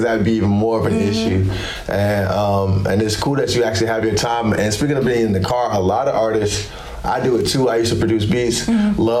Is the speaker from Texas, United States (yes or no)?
no; Greensboro, North Carolina, United States; I'm from Greensboro.